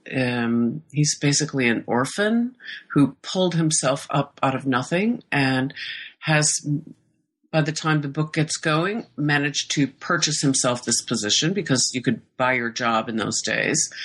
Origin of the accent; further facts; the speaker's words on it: Iowa, United States; moved away as an adult; also born or lived in Stockholm; I was born and raised in Iowa